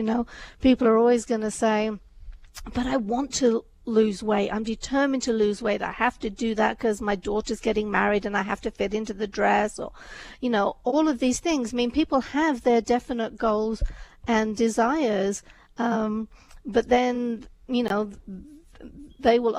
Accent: England, United Kingdom; also born or lived in India; I was born in India, but my family moved to England before I was 2.

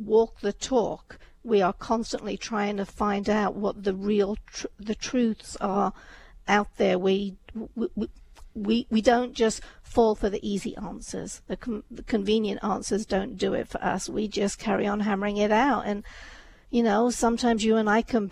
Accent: England, United Kingdom; also born or lived in India; I was born in India, but my family moved to England before I was 2.

